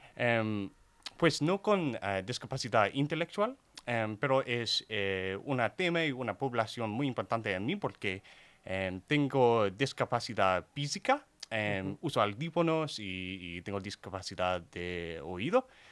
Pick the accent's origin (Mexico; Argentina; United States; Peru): United States; Houston, Texas; Spanish is a second language; soy de Texas, eh, de Houston